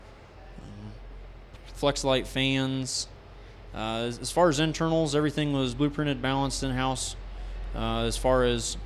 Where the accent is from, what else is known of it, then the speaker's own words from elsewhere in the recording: Bluffton, Ohio, United States; I'm from Bluffton, Ohio